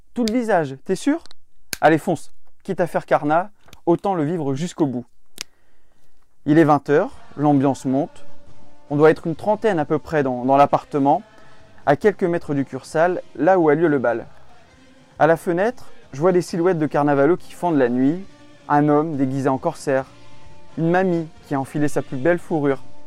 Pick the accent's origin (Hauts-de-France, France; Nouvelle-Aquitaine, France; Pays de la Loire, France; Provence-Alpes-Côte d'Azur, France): Hauts-de-France, France; Calais; quand on vient de Calais